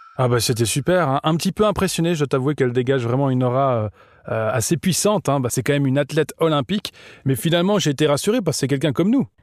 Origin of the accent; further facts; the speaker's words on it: Lausanne, Vaud, Switzerland; je viens aussi de Lausanne.